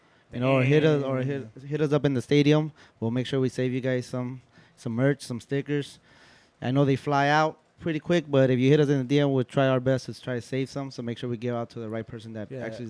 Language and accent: English; Los Angeles, California, United States; I'm originally from South Central, but I live in East Los.